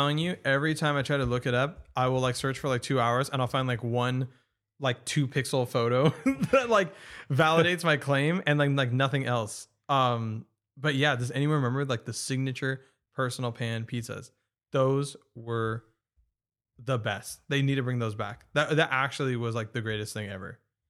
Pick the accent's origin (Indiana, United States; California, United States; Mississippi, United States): California, United States; I grew up in Orange County.